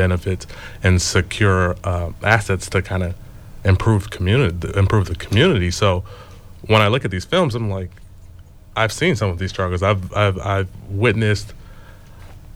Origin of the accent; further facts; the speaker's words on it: Los Angeles, California, United States; I grew up in South Central